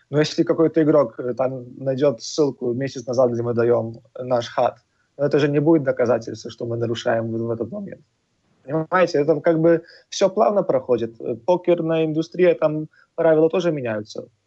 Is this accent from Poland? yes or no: yes; Poland; moved away as an adult; now in Malta; мы сами из Польши, э, наши основатели, пять ребят, которые эту школу открыли